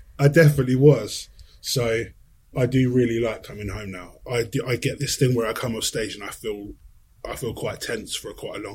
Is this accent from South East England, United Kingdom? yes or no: yes; Sussex, South East England, United Kingdom; moved away as an adult; also born or lived in London; I live back in Sussex now, pretty much where I grew up